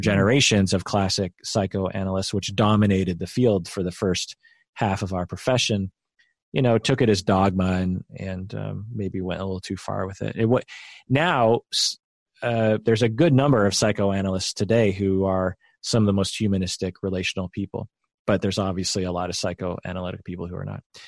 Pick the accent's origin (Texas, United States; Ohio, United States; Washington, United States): Washington, United States; Sammamish; sort of a country road, which is where we grew up in Sammamish